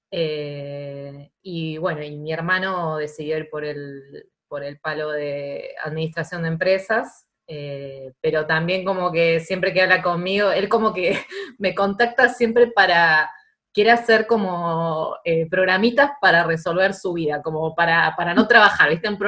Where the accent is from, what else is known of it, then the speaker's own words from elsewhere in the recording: Banfield, Buenos Aires Province, Argentina; now in Buenos Aires, Argentina; vivía en la calle con mis amigas en Banfield y, y bueno, y ahora vivo en Capital, pero no soy porteña.